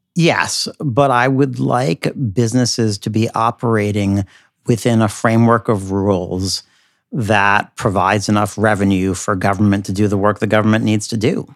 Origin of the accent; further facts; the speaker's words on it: United States; now in New York City, United States; as an American in New York City